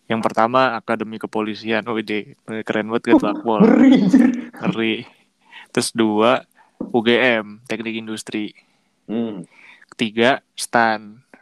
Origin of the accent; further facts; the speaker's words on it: Jember, East Java, Indonesia; dulu gue pas kecil di Jember juga ngomong tiap hari Jawa jadi ya terus tiap tahun juga mudik ke Jember jadi ya yang yang terus lah bahasa Jawa gitu jadi